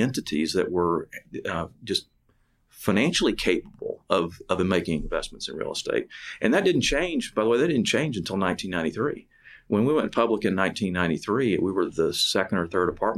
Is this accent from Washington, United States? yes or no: no; Pasadena, Texas, United States; also born or lived in McComb, Mississippi; I grew up in Pasadena, went to high school at Sam Rayburn High School